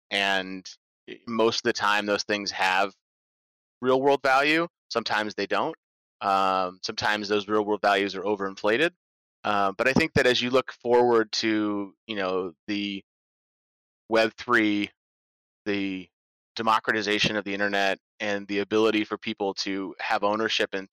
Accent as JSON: {"language": "English", "town": "Norwich", "region": "Vermont", "country": "United States", "tie": "born or raised there", "said": "my hometown of Norwich, Vermont"}